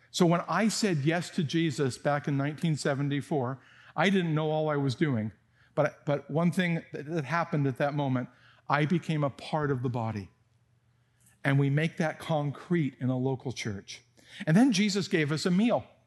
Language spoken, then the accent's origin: English; San Jose, California, United States; moved away; I grew up in Almaden Valley when there were still apricots falling from the trees